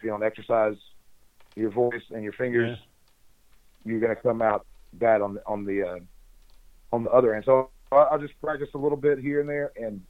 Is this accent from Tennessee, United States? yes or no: yes; Memphis, Tennessee, United States; and I'm from Memphis.